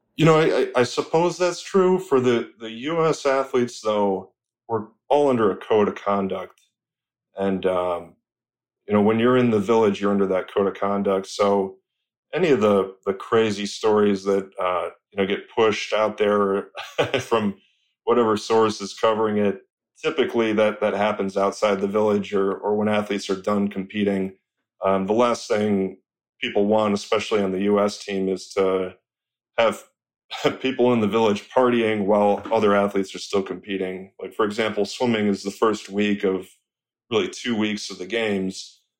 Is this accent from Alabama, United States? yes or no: no; Rochester, Michigan, United States; I'm from Rochester, Michigan